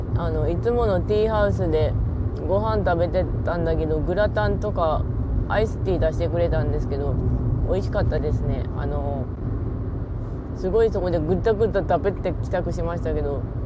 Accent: Ishikawa, Japan; 石川県出身なんですけど

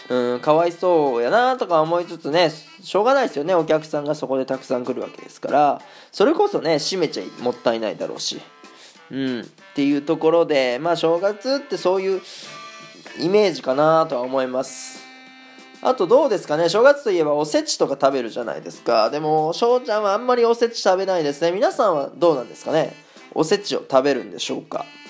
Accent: Japan; born or raised there; moved away as an adult; now in Germany

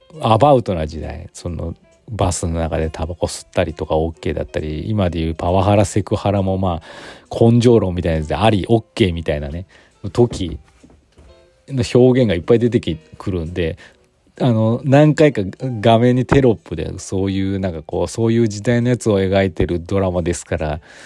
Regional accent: Aichi, Japan; now in Gifu, Japan; 私愛知出身

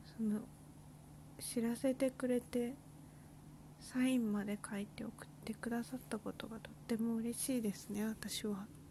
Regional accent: Kanto, Japan; moved away as an adult; now in Nagasaki, Japan; 私は関東人間

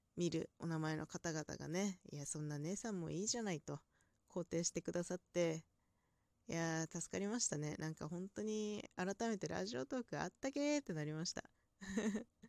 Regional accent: inland Hokkaido, Japan; 北海道の内陸というところであまり鉛のない地方

